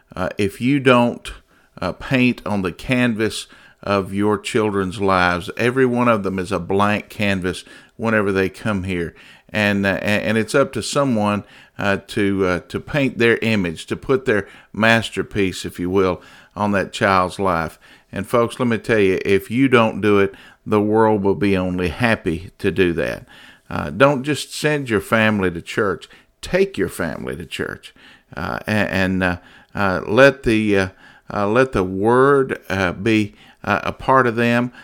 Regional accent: United States; As an American

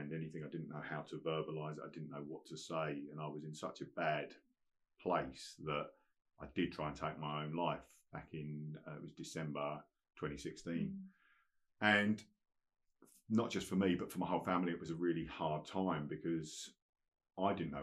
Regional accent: Colchester, East of England, United Kingdom; I was in Colchester in my hometown

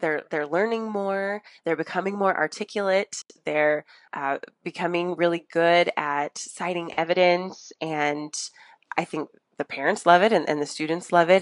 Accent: Northern California, United States; moved away as an adult; now in Los Angeles, United States; I'm actually from Northern California, and my dad still works in that area

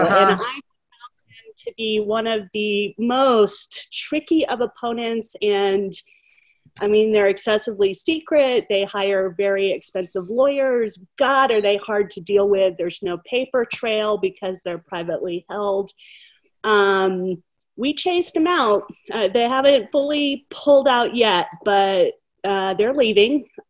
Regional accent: Colorado, United States; I am from Colorado

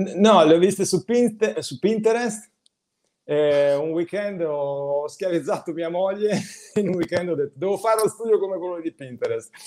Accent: Genoa, Liguria, Italy; moved away as an adult; sono cresciuto a Genova fino a 26 anni, sono stato a Genova

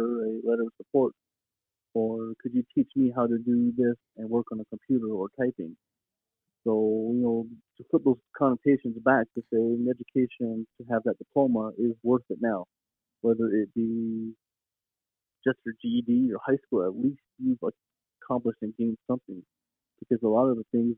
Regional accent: Santa Fe, New Mexico, United States; also born or lived in Jemez Pueblo, New Mexico / Iowa; growing up in Santa Fe, 30-plus years

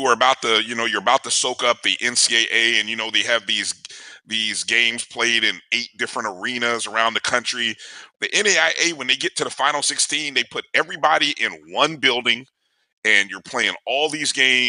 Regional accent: Indianapolis, Indiana, United States; my hometown of Indianapolis.

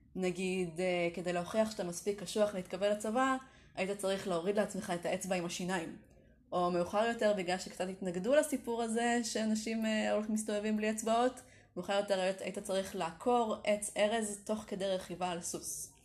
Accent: Kiryat Tiv'on, Northern District, Israel; ימי ילדותי בטבעון הרחוקה

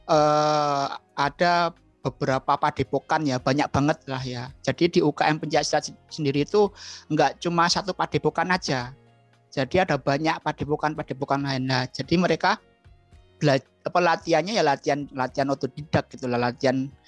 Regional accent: Bantul, Special Region of Yogyakarta, Indonesia; born there; Lahir di Bantul ya

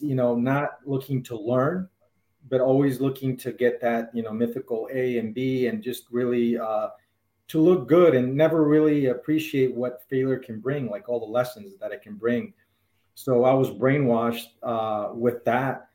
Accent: Houston, Texas, United States; also born or lived in Bolivia; I was born in Bolivia, South America, and my family and I, we moved to Houston, Texas, back when I was 7 years old

